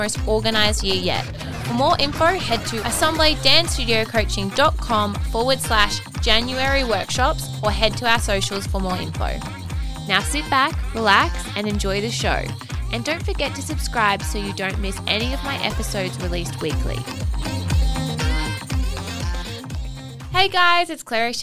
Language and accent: English; Australia; as Australian dance studio owners